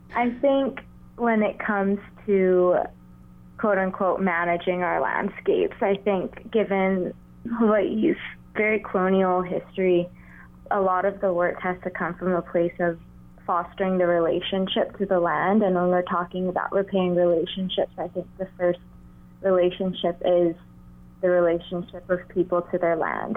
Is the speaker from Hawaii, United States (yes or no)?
yes; Honolulu, Hawaii, United States; I grew up in Honolulu, Hawaii